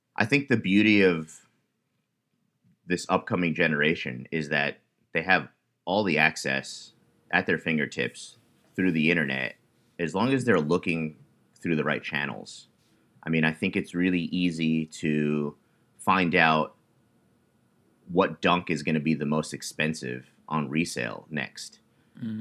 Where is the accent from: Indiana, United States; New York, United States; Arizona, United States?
New York, United States; I was born and raised in New York